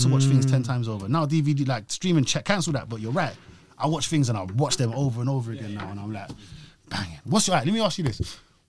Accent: Australia; Like, I'm Australian, that's a shit accent, but you speak from your belly.

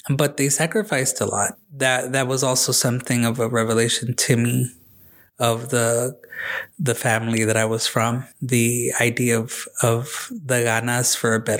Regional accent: Del Rio, Texas, United States; also born or lived in Ciudad Acuña, Mexico; So I was born in Ciudad Acuña, Coahuila. El Barrio del Panteon. That's what it was called. Mm-hmm. And super cool. And at three years old, my mom and dad took us to Del Rio, Texas.

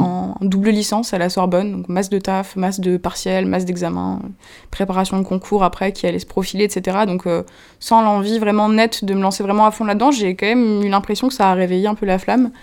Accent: Moselle, Lorraine, Grand Est, France; now in Paris, France; je viens d'un petit village mosellan, euh, où j'ai grandi

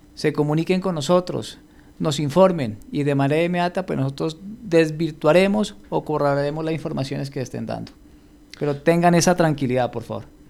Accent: Pasto, Nariño, Colombia; como dicen en mi tierra, como buen pastudo que soy

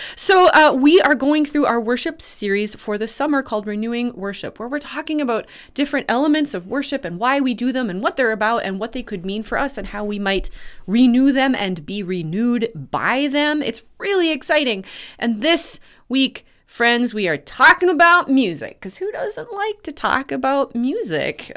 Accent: Red River Valley, United States; I grew up in the Red River Valley where floods were a, a, a frequent and destructive event

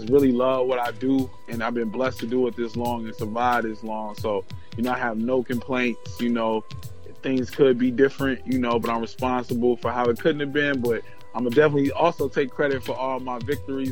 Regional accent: Minneapolis, Minnesota, United States; I'm from Minneapolis.

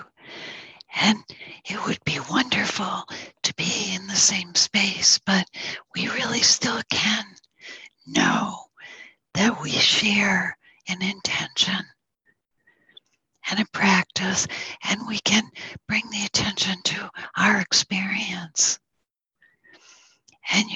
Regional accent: Northern New York, United States; I'm from Northern New York, which is the home of the Mohawk people

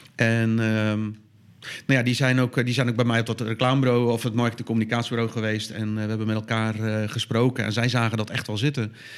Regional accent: Dordrecht, South Holland, Netherlands; in Dordrecht, waar ik vandaan kom

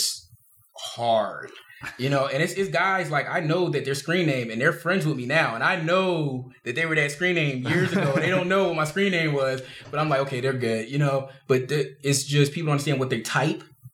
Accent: Philadelphia, Pennsylvania, United States; I'm from South Philly.

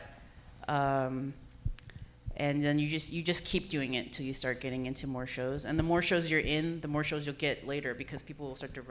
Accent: San Jose, California, United States; moved away as an adult; also born or lived in Berkeley / Oakland / San Francisco; now in Los Angeles, United States; I'm a Bay Area native. You know, I grew up in San Jose

